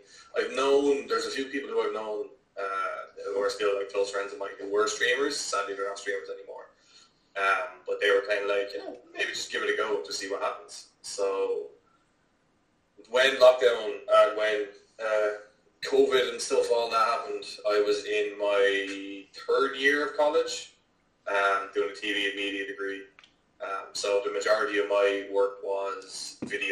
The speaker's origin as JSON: {"language": "English", "town": "Wexford", "region": "Leinster", "country": "Ireland", "tie": "born or raised there", "also_born_or_lived": "Dublin / Waterford / Carlow", "said": "I'm born in Dublin, raised in Wexford, lived in Waterford, Carlow, pretty much all around the feckin' place"}